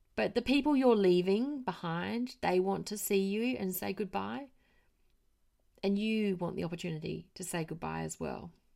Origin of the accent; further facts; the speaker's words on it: Australia; moved away; I am Australian